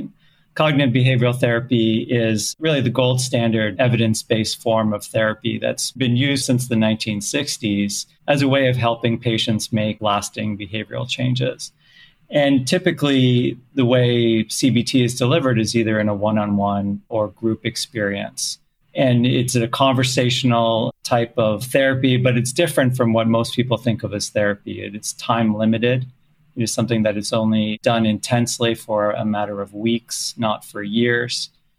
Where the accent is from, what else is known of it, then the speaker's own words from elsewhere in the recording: Canada; also born or lived in South Africa; now in United States; I was actually born elsewhere. I was born in South Africa, grew up in Canada, lived in many countries.